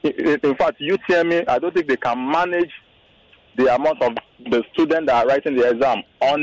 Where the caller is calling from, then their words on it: Lagos, Nigeria; I'm calling from Lekki.